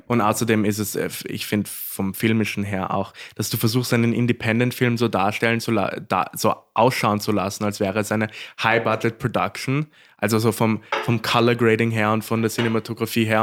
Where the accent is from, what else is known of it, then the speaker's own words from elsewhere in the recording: Korneuburg, Lower Austria, Austria; ich bin ja waschechter Korneuburger